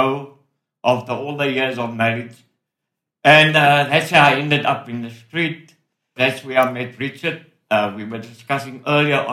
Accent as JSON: {"language": "English", "town": "Cape Town", "region": "Western Cape", "country": "South Africa", "tie": "born or raised there", "said": "Born and raised in Weinberg"}